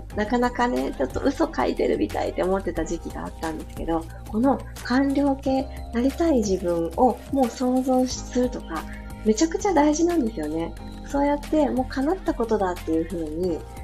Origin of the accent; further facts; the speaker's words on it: Hiroshima, Japan; moved away; also born or lived in Fukuyama; 私、広島市出身なんで